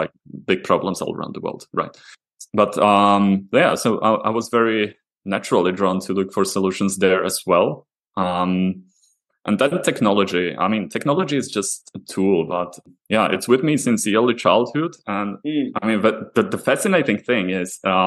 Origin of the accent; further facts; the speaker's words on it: Slovakia; moved away as an adult; now in Prague, Czech Republic; I'm originally actually from Slovakia, so I joined I moved to Prague, a few years ago